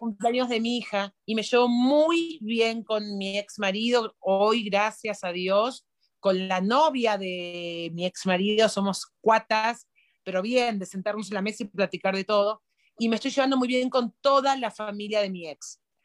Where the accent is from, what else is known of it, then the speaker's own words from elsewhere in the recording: Argentina; moved away; los argentinos nos preguntamos